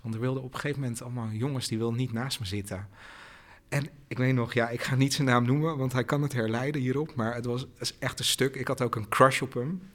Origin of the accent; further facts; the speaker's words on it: Haarlem, North Holland, Netherlands; now in Rotterdam, Netherlands; ik ben in Haarlem geboren.